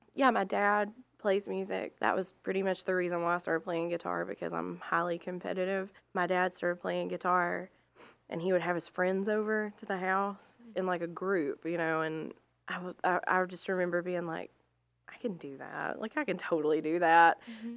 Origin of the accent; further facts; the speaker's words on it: Rossville, Georgia, United States; I'm from Rossville, Georgia, so close enough. We lived right over the line.